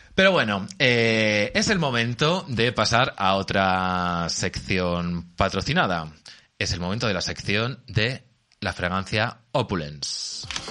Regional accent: Albacete, Castilla-La Mancha, Spain; yo soy de Albacete

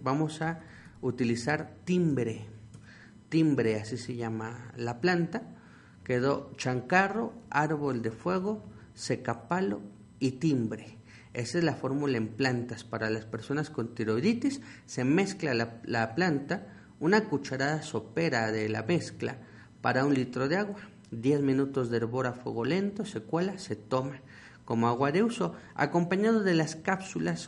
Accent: Mexico; nuestro tesoro como mexicanos que es nuestra herbolaria

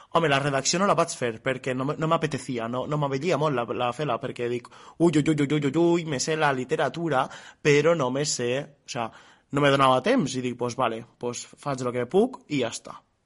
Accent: Artana, Valencian Community, Spain; jo soc d'Artana

